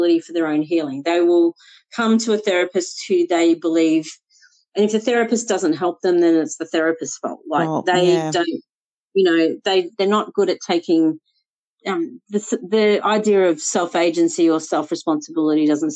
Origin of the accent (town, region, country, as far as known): Melbourne, Victoria, Australia; born or raised there; moved away as an adult; also born or lived in Sri Lanka; now in Sydney, Australia